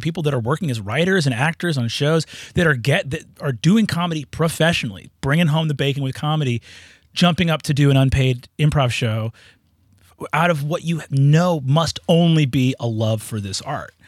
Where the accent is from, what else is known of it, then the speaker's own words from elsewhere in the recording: New York, United States; I'm just from New York